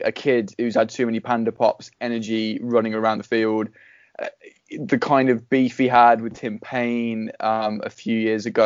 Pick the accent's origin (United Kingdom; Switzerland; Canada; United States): United Kingdom; England; I'm English